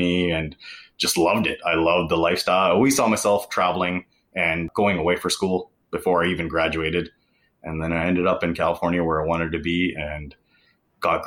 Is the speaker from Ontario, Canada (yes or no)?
no; Vancouver, British Columbia, Canada; also born or lived in Bay Area; now in Seattle, United States; I was born and raised in Canada, and all my family lives just north of Seattle, so in Vancouver, Canada.